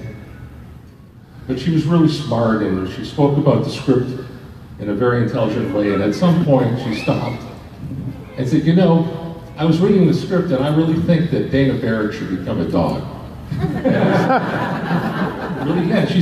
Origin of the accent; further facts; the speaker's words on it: Toronto, Ontario, Canada; this wonderful community of very funny people that I grew up with in Toronto